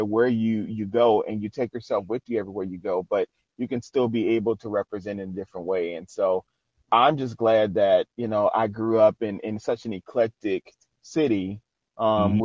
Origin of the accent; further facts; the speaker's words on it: New Orleans, Louisiana, United States; moved away as an adult; now in Shreveport, United States; I'm originally from New Orleans, Louisiana